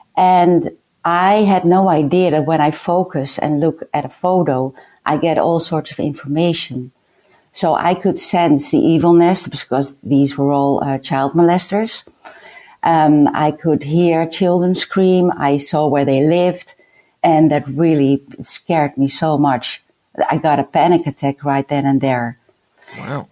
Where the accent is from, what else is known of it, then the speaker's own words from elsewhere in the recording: Netherlands; I was a lunatic from the Netherlands